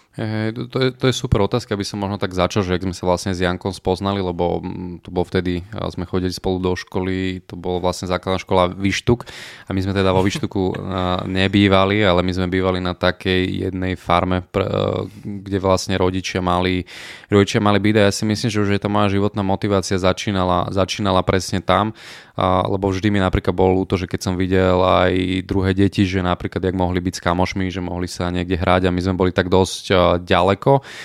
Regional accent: Píla, Slovakia; potom sme sa aj odsťahovali síce do dediny, ktorá má iba 500 obyvateľov Píla

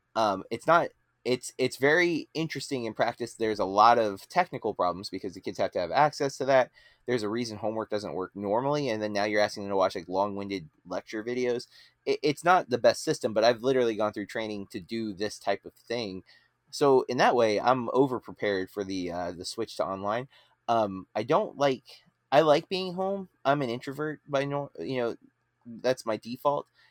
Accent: Florida, United States; as an American in Florida

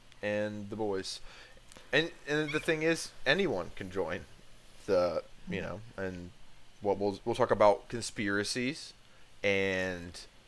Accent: Ohio, United States; born or raised there; also born or lived in Dayton, Ohio

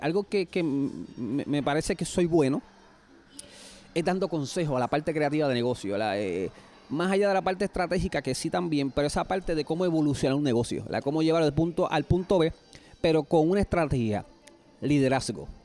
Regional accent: Puerto Rico; una historia yo creo que típica como cualquier puertorriqueño

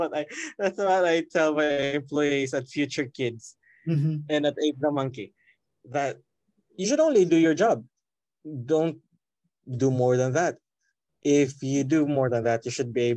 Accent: Cordova, Central Visayas, Philippines; the classes are all in Basak, and I'm from Cordoba. It's a 3-hour commute every day

